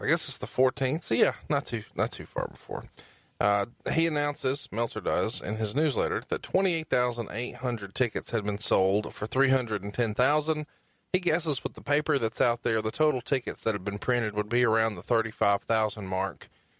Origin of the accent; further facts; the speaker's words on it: Alabama, United States; I'm from Alabama